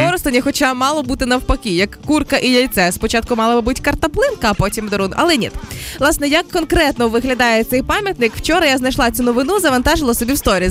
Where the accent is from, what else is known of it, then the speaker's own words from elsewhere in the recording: Zhytomyr Oblast, Ukraine; Житомирська моя рідна область